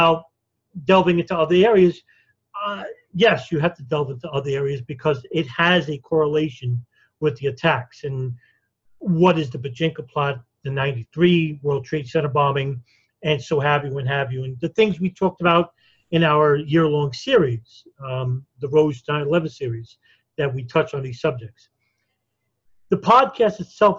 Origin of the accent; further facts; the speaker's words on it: New York, United States; I was born and raised in New York